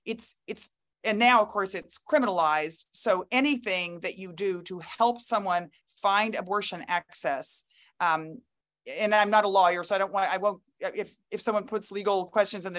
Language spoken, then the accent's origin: English; Texas, United States; my home state of Texas